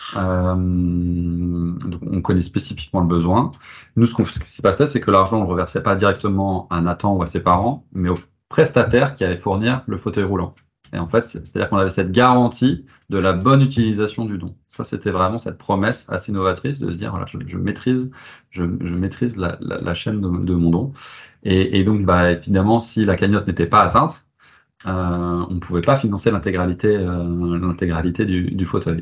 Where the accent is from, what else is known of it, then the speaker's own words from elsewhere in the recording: Nantes, Pays de la Loire, France; moved away as an adult; also born or lived in Paris; je suis nantais, cette envie de revenir, euh, de revenir à, Nantes